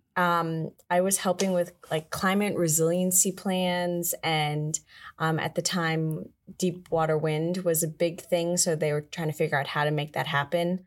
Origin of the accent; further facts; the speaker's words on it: Galesville, Maryland, United States; I am originally from Galesville, Maryland. It's like a four hundred person town in Maryland